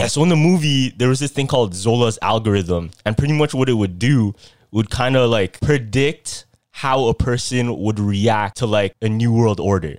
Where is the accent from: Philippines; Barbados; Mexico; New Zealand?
Philippines; I'm Filipino